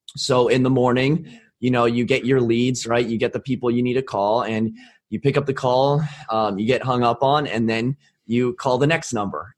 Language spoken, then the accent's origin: English; Arlington, Virginia, United States; I was born and raised in Arlington, Virginia